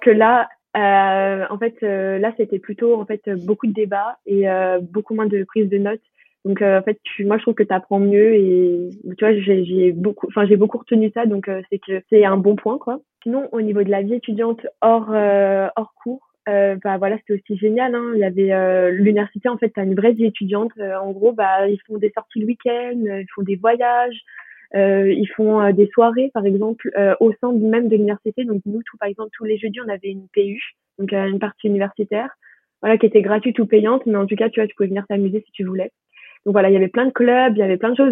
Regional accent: Paris, Île-de-France, France; je suis de, de Paris

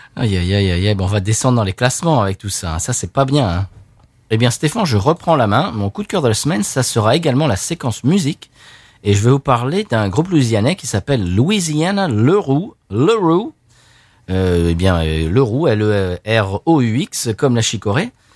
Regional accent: Seine-et-Marne, Île-de-France, France; Je suis né en Seine-et-Marne

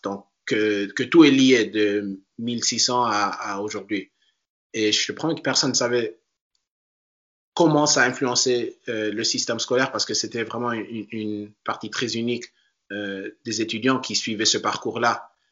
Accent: Washington, District of Columbia, United States; moved away as an adult; also born or lived in Paris, France / North Carolina; now in Portland, United States; je suis né à Paris et puis j'ai immédiatement déménagé quand j'avais deux ans. Mais j'ai vécu dans la région euh, Washington DC, et dans les banlieues euh, là-bas

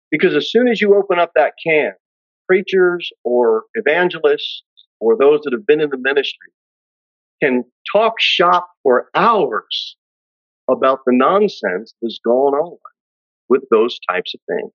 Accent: United States; We as Christians, as American Christians

